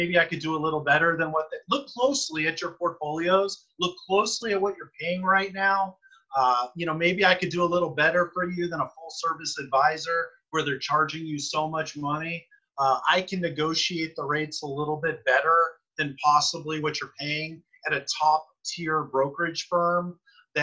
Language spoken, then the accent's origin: English; Los Angeles, California, United States; I grew up in Tarzana